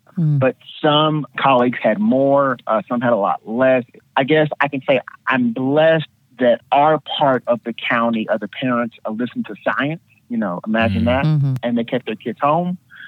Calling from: Newnan, Georgia, United States; I am calling from Noonan, Georgia, right outside of Atlanta.

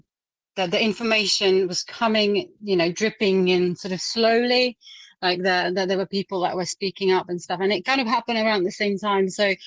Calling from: Surrey, South East England, United Kingdom; I'm in Surrey.

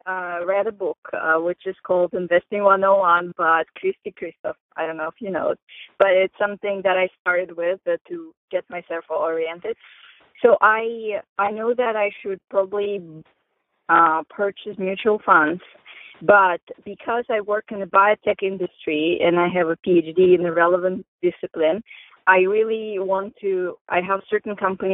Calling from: Maryland, United States; I'm calling from Maryland.

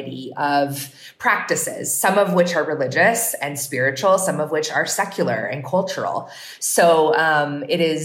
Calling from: Durham, North Carolina, United States; I'm calling from Durham, North Carolina

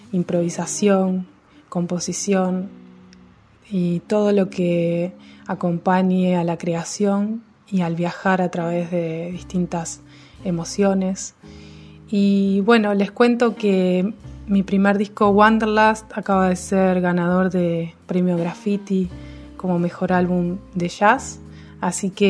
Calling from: Montevideo, Uruguay; de Montevideo, Uruguay, y me meto al sótano de la Radio Mandinga

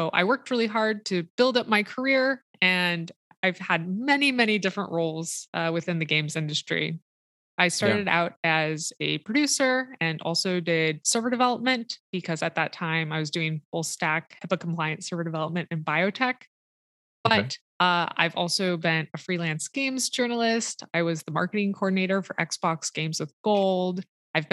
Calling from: Seattle, Washington, United States; I'm calling in from Seattle, Washington.

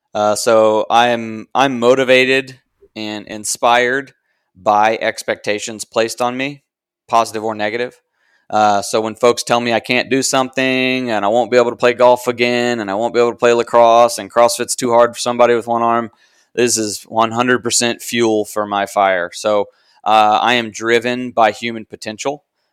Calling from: Raleigh, North Carolina, United States; I'm coming from Raleigh, North Carolina.

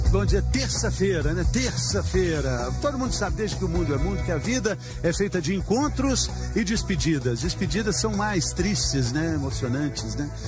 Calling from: São Paulo, Brazil; Em São Paulo.

